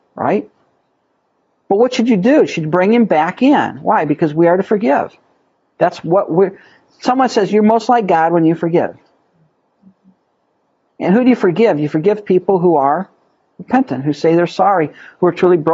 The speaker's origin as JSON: {"language": "English", "country": "United States", "said": "as American Christians"}